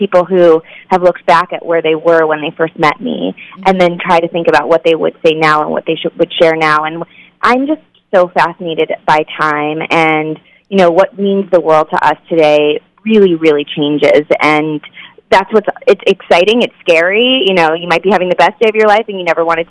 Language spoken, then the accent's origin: English; Phoenix, Arizona, United States; I really hated growing up in Arizona